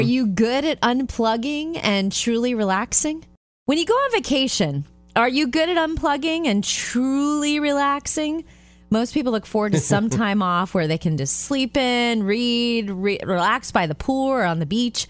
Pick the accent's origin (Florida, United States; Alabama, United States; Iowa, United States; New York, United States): Florida, United States; Jupiter; growing up in Jupiter, Florida